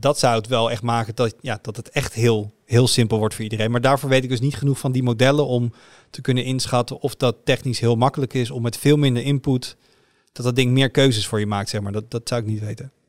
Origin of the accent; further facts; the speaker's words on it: Netherlands; als Nederlander met een elektrische auto